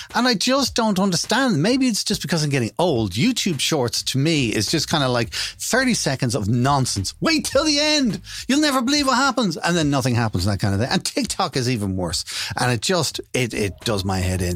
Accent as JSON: {"language": "English", "country": "Ireland", "said": "being an Irish person over the last 15 years"}